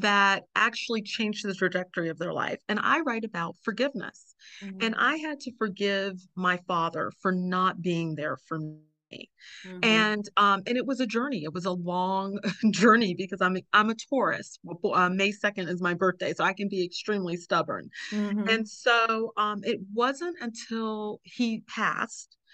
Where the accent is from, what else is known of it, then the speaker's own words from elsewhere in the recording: the South, United States; in the South, we use the word mama